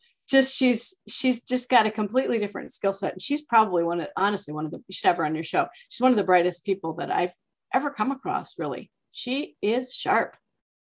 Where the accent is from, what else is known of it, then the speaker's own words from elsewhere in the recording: Bettendorf, Iowa, United States; I'm from Bettendorf, Iowa